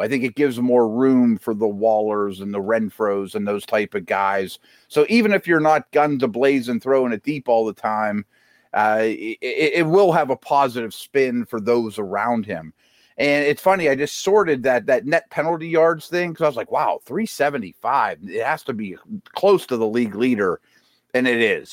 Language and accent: English; Pittsburgh, Pennsylvania, United States; my hometown